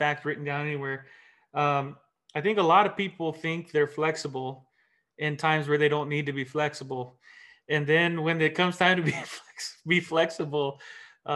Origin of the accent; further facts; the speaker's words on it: North Carolina, United States; now in California, United States; I too was not born and raised in California, and grew up in the country, East Coast though, born and raised in North Carolina